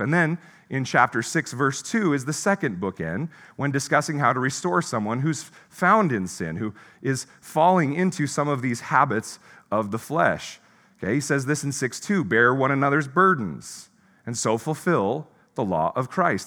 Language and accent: English; Pacific Northwest, United States; moved away as an adult; also born or lived in Midwest; I was from the Pacific Northwest